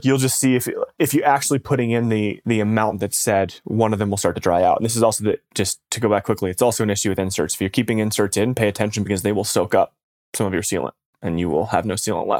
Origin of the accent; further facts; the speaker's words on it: Michigan, United States; The cold weather stuff's definitely helpful, like growing up in Michigan. And when I go back there, like it just, the other stuff, you can just, you almost hear it sometimes, like when it gets like negative 10.